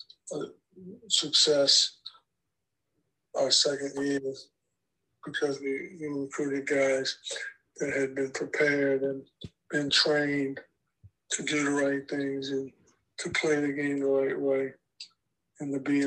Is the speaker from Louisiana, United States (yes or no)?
yes; New Orleans, Louisiana, United States; moved away as an adult; I'm from New Orleans, brought me closer to Louisiana, back home